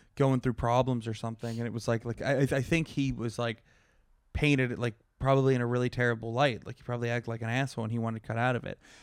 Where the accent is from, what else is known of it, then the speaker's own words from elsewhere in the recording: Pittsburgh, Pennsylvania, United States; Pittsburgh, my hometown